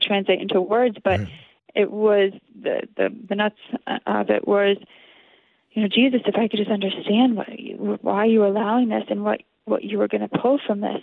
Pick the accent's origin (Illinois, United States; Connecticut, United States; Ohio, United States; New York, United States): Connecticut, United States; I grew up in Connecticut